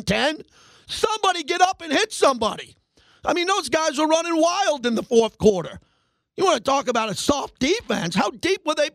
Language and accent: English; New York, United States; I grew up in New York